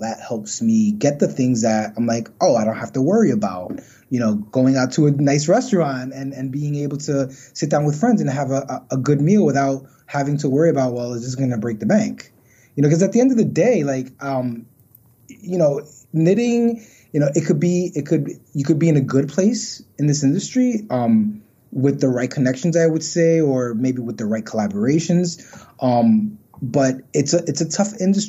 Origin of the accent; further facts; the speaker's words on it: New York City, New York, United States; also born or lived in Pennsylvania; I was born and raised in Brooklyn